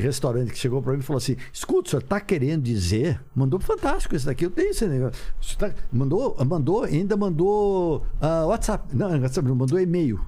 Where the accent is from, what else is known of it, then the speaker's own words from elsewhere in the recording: Ribeirão Preto, São Paulo, Brazil; accent: caipira; Eu, eu sou de Ribeirão Preto. Falei, pelo amor de Deus, eu sou caipira.